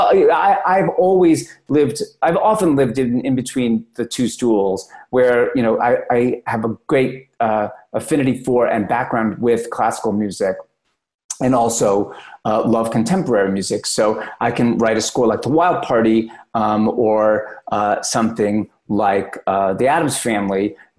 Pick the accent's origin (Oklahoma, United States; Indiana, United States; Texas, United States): Oklahoma, United States; Like, I'm from Oklahoma and drink Slurpees from 7-Eleven.